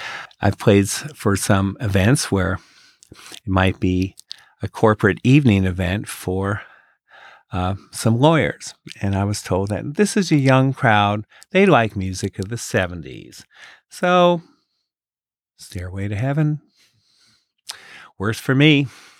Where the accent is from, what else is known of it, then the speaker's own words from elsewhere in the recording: Fairfax, Virginia, United States; I'm from Fairfax, Virginia.